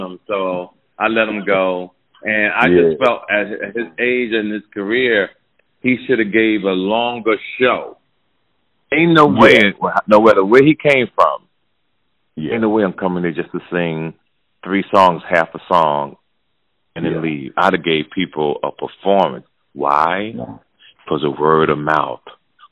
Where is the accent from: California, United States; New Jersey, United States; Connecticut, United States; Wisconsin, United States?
New Jersey, United States; Jersey City; my hometown, Jersey City, New Jersey